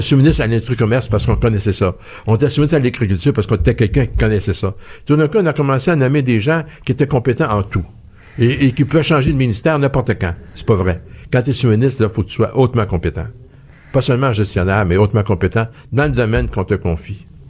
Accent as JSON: {"language": "French", "region": "Quebec", "country": "Canada", "said": "on est québécois."}